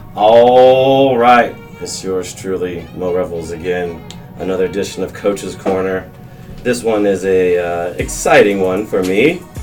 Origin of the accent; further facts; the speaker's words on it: Colleyville, Texas, United States; I grew up in Colleyville